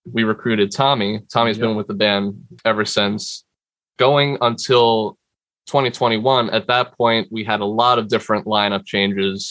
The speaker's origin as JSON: {"language": "English", "town": "Bayonne", "region": "New Jersey", "country": "United States", "said": "I'm from Bayonne, New Jersey"}